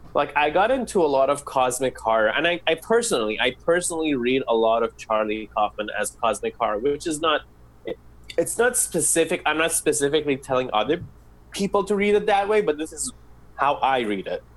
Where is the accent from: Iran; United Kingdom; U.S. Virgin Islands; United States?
Iran; I'm Middle Eastern, I'm from Iran.